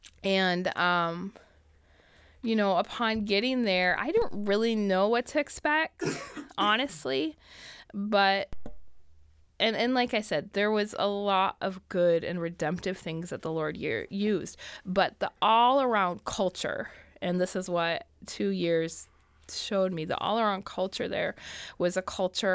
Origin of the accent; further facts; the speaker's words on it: Michigan, United States; moved away as an adult; I was raised in Michigan